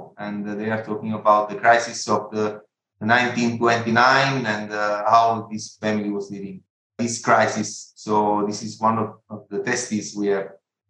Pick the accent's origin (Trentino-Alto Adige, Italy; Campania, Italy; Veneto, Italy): Campania, Italy; Torre Annunziata; So we are native from Torre Annunziata. Torre Annunziata is a town, is a small town between Naples and Sorrento. It's exactly in the middle of the Gulf of Naples.